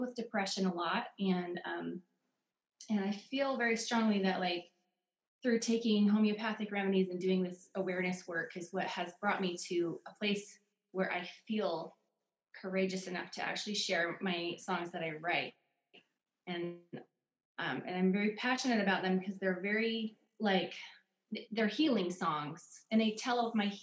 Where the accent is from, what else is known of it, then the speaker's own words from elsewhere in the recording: Oregon, United States; moved away as an adult; now in Utah, United States; I grew up in Oregon. I moved to Utah when I was 19. I've been here ever since